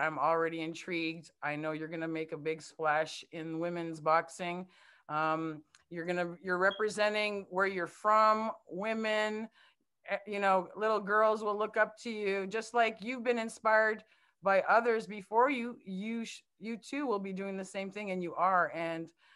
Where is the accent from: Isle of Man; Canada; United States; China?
Canada; I'm from Canada